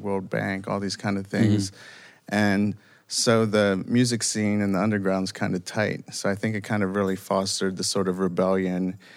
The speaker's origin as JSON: {"language": "English", "town": "Washington", "region": "District of Columbia", "country": "United States", "said": "we're from Washington, D.C."}